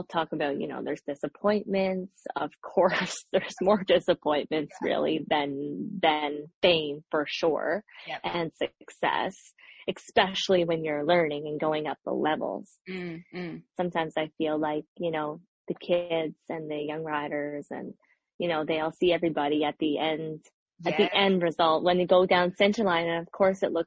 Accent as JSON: {"language": "English", "region": "Nova Scotia", "country": "Canada", "tie": "born or raised there", "also_born_or_lived": "Ottawa / New York", "moved": "yes", "lives_now": "Montreal, Canada", "said": "I grew up in Nova Scotia and I was living in Ottawa for a long time"}